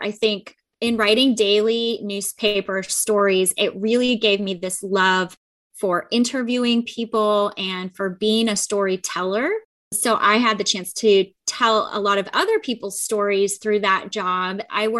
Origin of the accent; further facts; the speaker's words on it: Chicago, Illinois, United States; moved away as an adult; now in Fresno, United States; I'm actually from Chicago. I grew up in Chicago and then I moved out here after college. So I say I'm a California girl now because I've been out here 21 years.